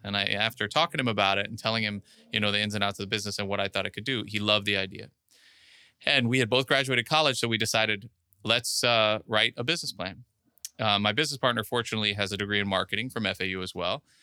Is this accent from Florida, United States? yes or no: yes; Miami Beach, Florida, United States; I was actually born and raised in Miami Beach